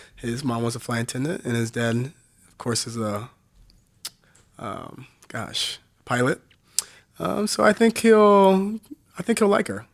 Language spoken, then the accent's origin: English; Southern Illinois, United States; I'm from Southern Illinois